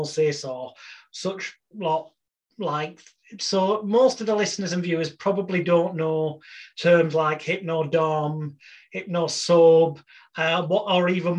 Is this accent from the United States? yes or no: no; United Kingdom; the British bad boy of hypnosis